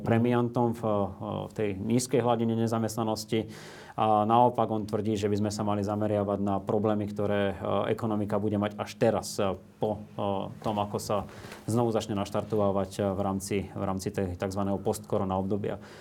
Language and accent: Slovak; Slovakia; u nás na Slovensku